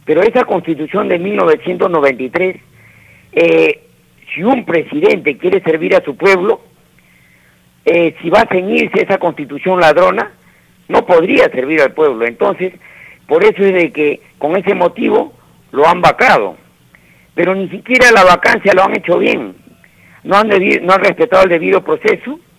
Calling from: Villa María, Lima, Peru; de Villa María.

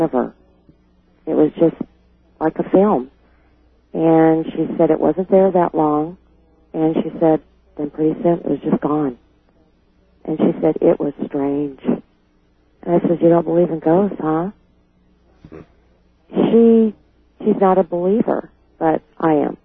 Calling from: Sacramento, California, United States; I'm calling from Sacramento, California

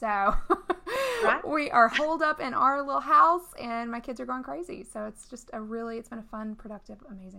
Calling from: Fayetteville, North Carolina, United States; I'm calling in from lovely Fayetteville, North Carolina

